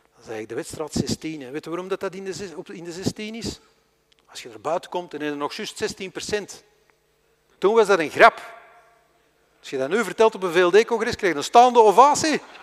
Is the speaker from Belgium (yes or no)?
yes; Flanders, Belgium; wij zijn Vlamingen